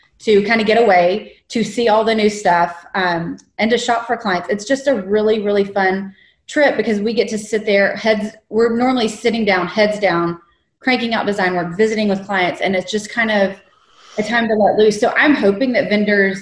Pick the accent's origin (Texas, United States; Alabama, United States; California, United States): Texas, United States; small town southeast of Dallas; now in Houston, United States; I am from Texas, born and raised, just in a small town southeast of Dallas